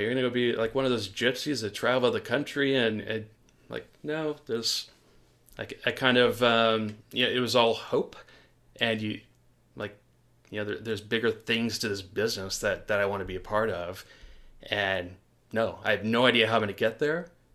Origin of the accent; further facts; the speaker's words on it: Portland, Oregon, United States; Growing up in Portland, Oregon